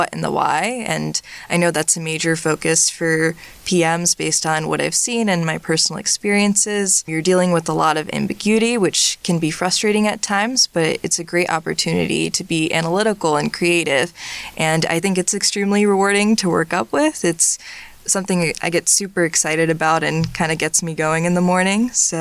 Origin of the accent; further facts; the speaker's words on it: Hightstown, New Jersey, United States; also born or lived in Urbana-Champaign, Illinois; I'm originally from Hightstown, New Jersey, which isn't too far from here